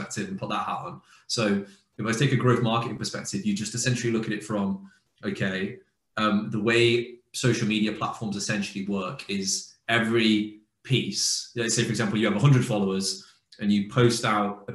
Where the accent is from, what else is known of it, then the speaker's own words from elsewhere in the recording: United Kingdom; as a Brit